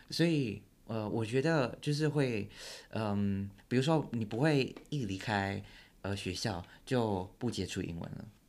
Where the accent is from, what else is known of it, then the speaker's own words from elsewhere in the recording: Taiwan; moved away as an adult; now in United States; 我从小到大。在大学以前都跟大部分台湾人一，呃，差不多